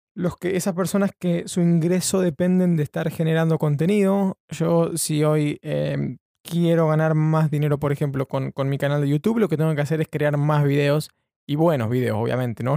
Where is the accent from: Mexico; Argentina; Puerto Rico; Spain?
Argentina; now in London, United Kingdom; soy un periodista argentino viviendo en Londres